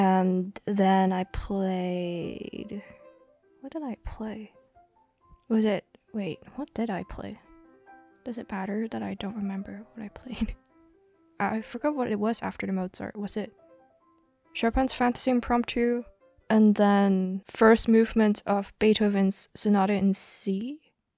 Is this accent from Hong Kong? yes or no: yes; Hong Kong; I grew up in Hong Kong